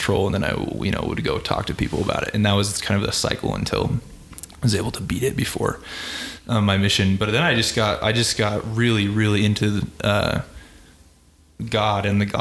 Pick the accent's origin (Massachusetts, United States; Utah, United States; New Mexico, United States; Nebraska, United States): New Mexico, United States; Albuquerque; moved away as an adult; now in Dallas, United States; I'm from New Mexico originally, from Albuquerque. So I grew up in Albuquerque